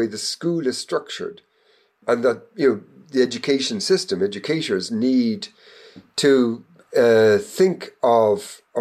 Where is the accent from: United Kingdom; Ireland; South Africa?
Ireland; I was growing up in Ireland in the 19th century